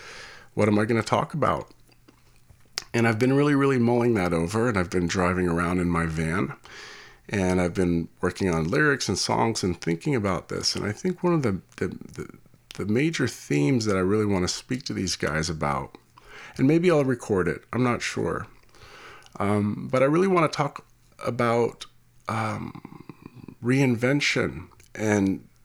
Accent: California, United States; being a Californian and raised for half my life here, I just have like a lot of respect for people who can like withstand that kind, those kind of temperatures.

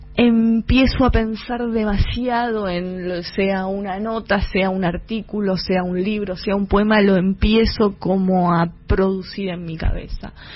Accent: Avellaneda, Buenos Aires Province, Argentina; soy de Avellaneda, de Sarandí más precisamente

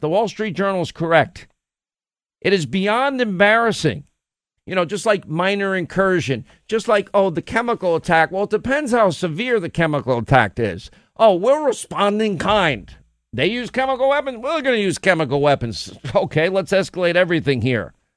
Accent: United States; as an American

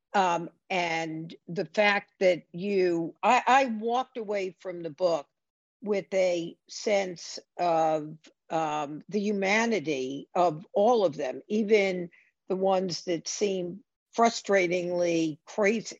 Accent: United States; as an American

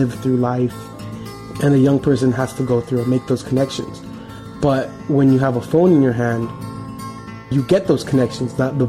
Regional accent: Coachella, California, United States; I'm 25 years old, born and raised in Coachella, California.

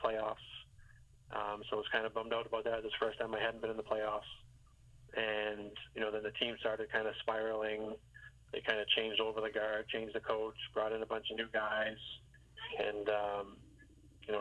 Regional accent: Boston, Massachusetts, United States; moved away as an adult; being from Boston area

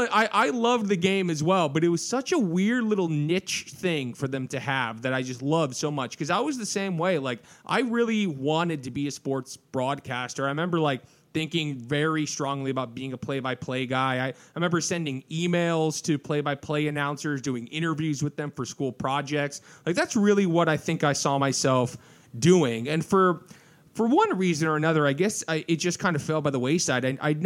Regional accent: Orange County, California, United States; I grew up in Orange County a little bit. I lived in Orange County for like 4 or 5 years growing up.

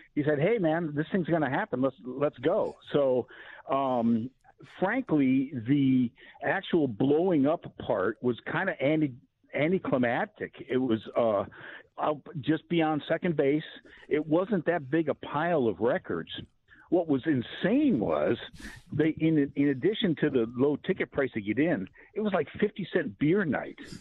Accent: Ohio, United States; now in Long Beach, United States; born and raised in Ohio

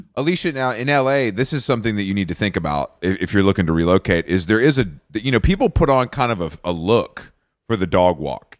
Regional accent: Atlanta, Georgia, United States; moved away; also born or lived in New York; I'm from Atlanta

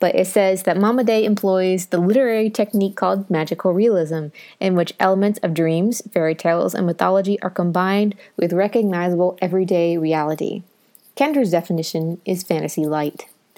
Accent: Ohio, United States; So it's in that area, and I moved down from Southern Ohio to the South.

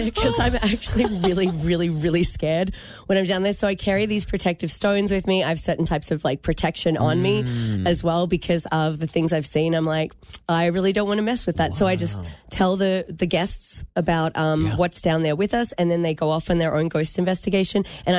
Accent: Michigan, United States; What if I was from Michigan, but I just walked around saying g'day to everyone to confuse them?

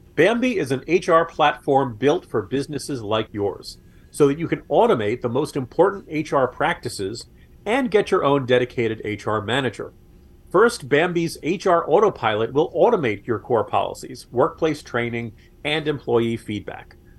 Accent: New York area, United States; moved away; I grew up in the New York area

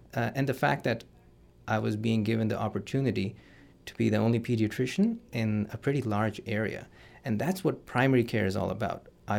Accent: Karachi, Sindh, Pakistan; So I am from Karachi, which is a southern coastal city, the biggest city in Pakistan.

